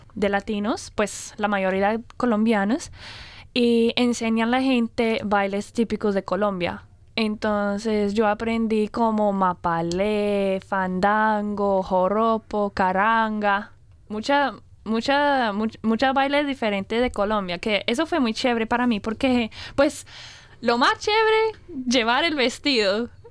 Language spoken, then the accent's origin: Spanish; Brisbane, Queensland, Australia; Spanish is a second language; yo soy australiana, soy de aquí, eh, pero hablo el español